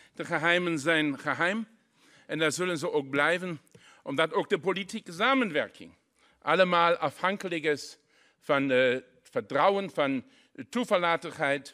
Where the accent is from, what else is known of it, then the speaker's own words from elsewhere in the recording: Saarlouis, Saarland, Germany; Dutch is a second language; Ik kom persoonlijk uit de grensstreek in Saarland